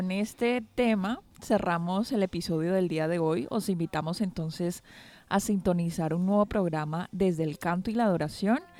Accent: Brazil; Soy brasileño y allí He trabajado como capellán, pastor de iglesias, director de jóvenes y también como comunicador en la TV Nuevo Tiempo

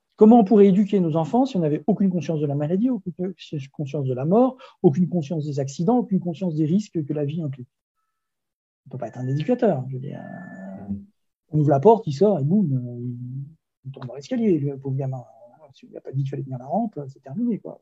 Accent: Brittany, France; Moi, je suis breton

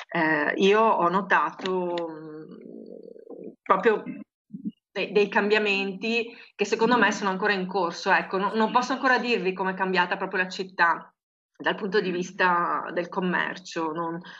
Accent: Marostica, Veneto, Italy; dove io sono cresciuta a Marostica, c'era quello che profumava con quei profumi proprio di frutta e verdura fresca, no?

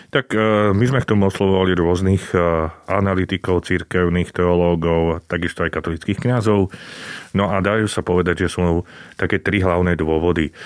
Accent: Slovakia; my sme Slováci

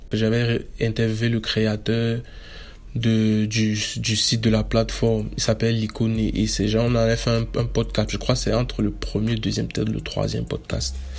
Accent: Cameroon; Je suis camerounais

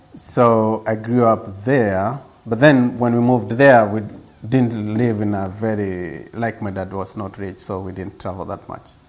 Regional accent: Gilgil, Nakuru County, Kenya; born or raised there; also born or lived in Nairobi, Kenya

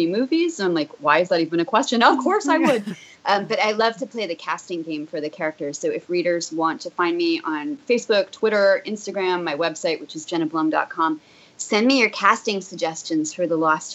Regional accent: New Jersey, United States; I grew up in New Jersey

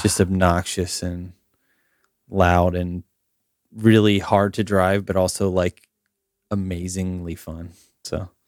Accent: Summerfield, Florida, United States; I lived in a small town called Summerfield, which is about thirty minutes south of Ocala

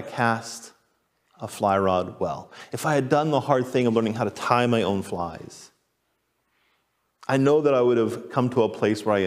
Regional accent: Texas, United States; moved away; also born or lived in Boise, Idaho; I grew up in Texas

